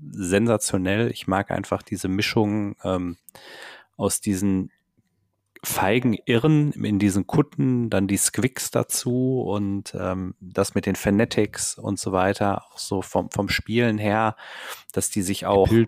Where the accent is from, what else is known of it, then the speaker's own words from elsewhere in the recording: Ruhr area, North Rhine-Westphalia, Germany; bei uns im Pott.